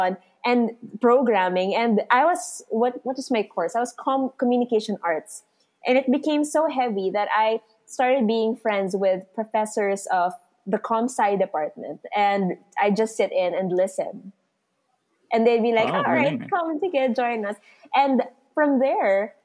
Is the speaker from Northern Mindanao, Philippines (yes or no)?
no; Santa Rosa, Calabarzon, Philippines; I'm from Santa Rosa, Laguna